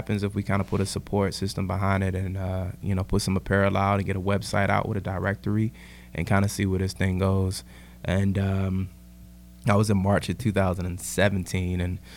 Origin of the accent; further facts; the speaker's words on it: Richmond, Virginia, United States; moved away; I'm originally from Richmond, Virginia